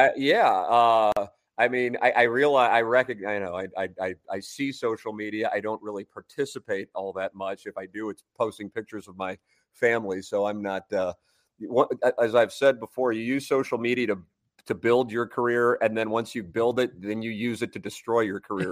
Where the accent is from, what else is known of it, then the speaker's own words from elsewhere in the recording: St. Louis, Missouri, United States; I got the job in Saint Louis as an anchor and reporter, and it's my hometown